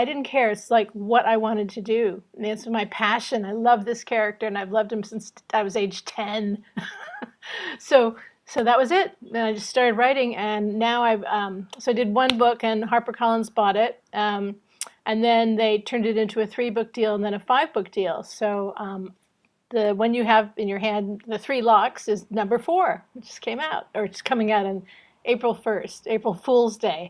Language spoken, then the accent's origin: English; California, United States; moved away as an adult; now in London, United Kingdom; I'm from California, and I grew up there